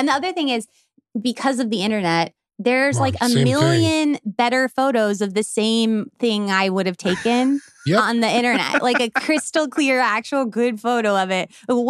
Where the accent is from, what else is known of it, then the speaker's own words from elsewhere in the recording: Midwest, United States; We're both from the Midwest.